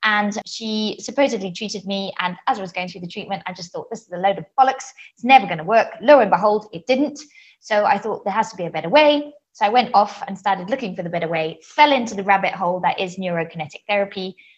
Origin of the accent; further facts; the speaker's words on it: Zimbabwe; now in Switzerland; I live in Switzerland. I think it's the sixth country that I've lived in. I'm originally from Zimbabwe.